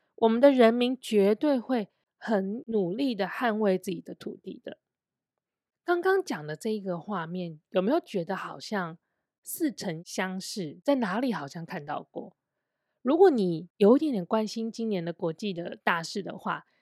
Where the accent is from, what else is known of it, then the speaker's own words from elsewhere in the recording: Taiwan; also born or lived in China; 因为我是台湾人，然后我的交友圈也是比较多外籍的人，不是本地人